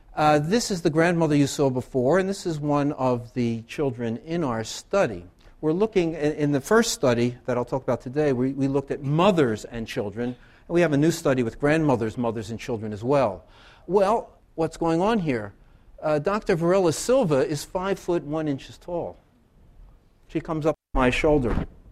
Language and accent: English; Philadelphia, Pennsylvania, United States; moved away as an adult; now in Loughborough, United Kingdom; I grew up in Philadelphia